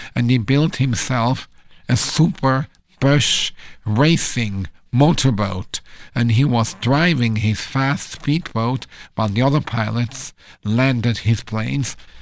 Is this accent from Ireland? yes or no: no; Switzerland; moved away; I'm from Switzerland